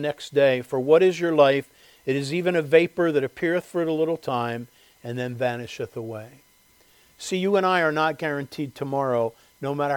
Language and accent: English; Westchester, United States; living in the home that I grew up in Westchester